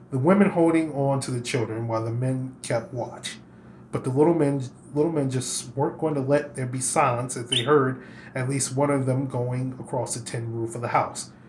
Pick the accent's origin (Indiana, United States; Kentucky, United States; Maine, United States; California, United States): Kentucky, United States; Why? Because I'm from Kentucky.